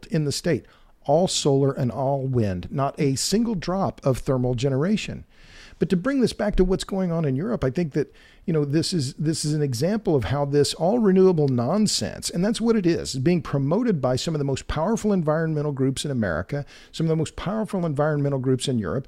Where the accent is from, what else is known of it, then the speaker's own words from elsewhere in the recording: Oklahoma, United States; now in Texas, United States; I'm from Oklahoma